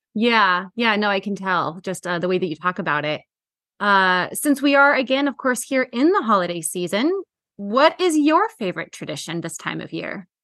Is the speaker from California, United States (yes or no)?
no; Washington, United States; my hometown of Oh. Washington